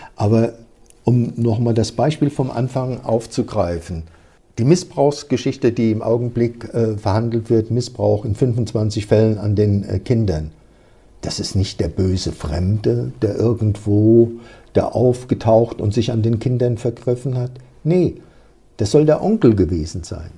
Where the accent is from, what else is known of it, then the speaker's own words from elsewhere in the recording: near Kaiserslautern, Rhineland-Palatinate, Germany; moved away; Ich stamme aus der Pfalz, aus der Nähe von Kaiserslautern